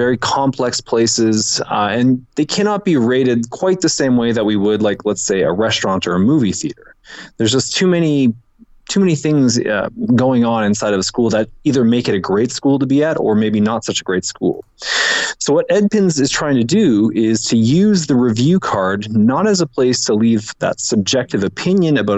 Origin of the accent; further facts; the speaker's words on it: Canada; moved away as an adult; now in Lima, Peru; I'm a Canadian expat. I've been down here for about 7 years